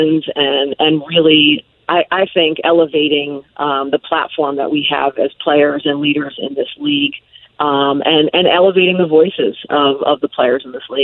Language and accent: English; Connecticut, United States; also born or lived in White Plains, New York; my home state of Connecticut